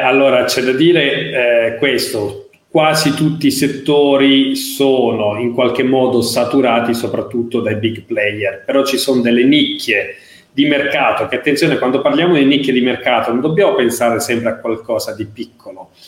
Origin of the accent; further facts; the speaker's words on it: Apulia, Italy; sono pugliese